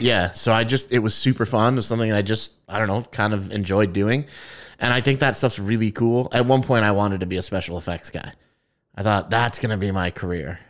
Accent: United States; we're American

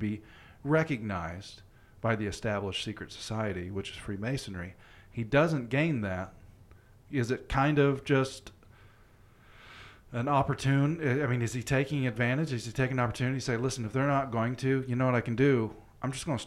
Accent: the South, United States; also born or lived in Florida; We're from the South

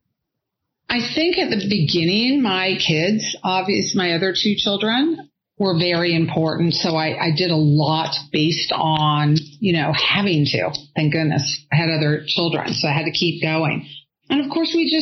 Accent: California, United States; I'm from California

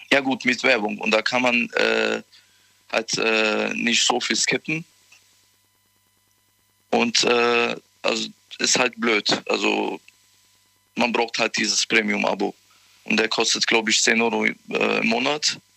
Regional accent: Koblenz, Rhineland-Palatinate, Germany

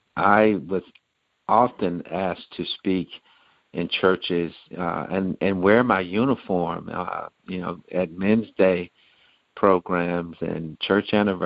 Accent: Shreveport, Louisiana, United States; moved away as an adult; now in Atlanta, United States; Growing up in Shreveport, Louisiana, the culture there was so pro-faith.

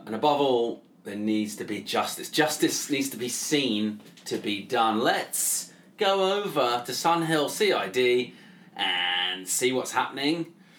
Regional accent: Australia; I'm Aussie, so I'm independent of the whole scene.

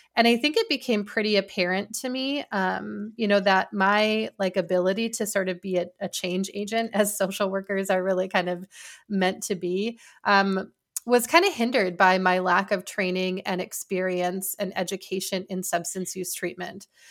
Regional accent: Wisconsin, United States; moved away as an adult; I decided that I wanted to return to Wisconsin, um, and I was offered a position, uh, at a healthcare system in my hometown

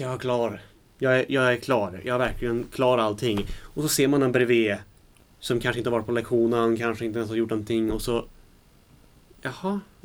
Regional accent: Värmland, Sweden; accent: Värmländska; jag har pratat värmländska så himla mycket

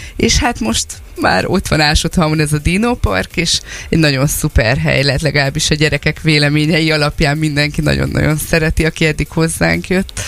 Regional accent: Ásotthalom, Csongrád-Csanád, Hungary; Ásotthalmon lakunk, ott is nőttünk föl

